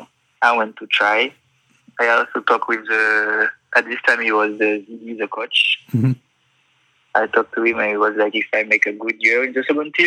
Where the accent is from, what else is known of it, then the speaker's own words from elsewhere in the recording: Martinique; moved away; also born or lived in France; I grew up in Martinique, it's a French Caribbean island, but I also used to live in France a couple of years